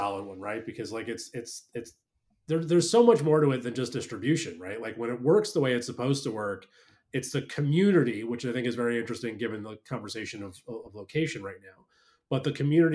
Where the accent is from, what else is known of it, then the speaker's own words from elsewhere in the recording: New York, United States; moved away as an adult; now in Charleston, United States; I'm from New York